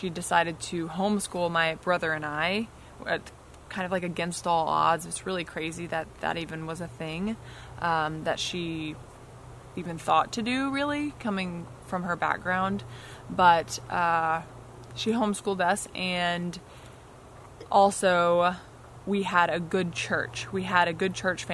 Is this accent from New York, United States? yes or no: no; Texas, United States; also born or lived in Louisiana; I was born in Louisiana and shortly thereafter moved to Texas when I was just a few years old. Like three, I believe, right after I turned three, maybe. And we moved to Texas